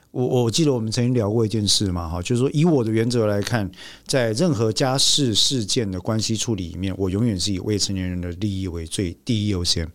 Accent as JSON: {"language": "Chinese", "country": "Taiwan", "said": "我们台湾人的父母啊，从过去我的父母那一代到这一代，到下一代"}